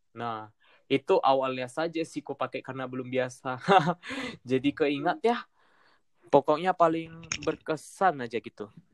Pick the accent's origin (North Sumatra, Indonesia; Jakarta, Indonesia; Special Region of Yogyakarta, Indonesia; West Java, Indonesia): North Sumatra, Indonesia; Medan; moved away as an adult; now in Bandung, Indonesia; aku balik lagi ke Medan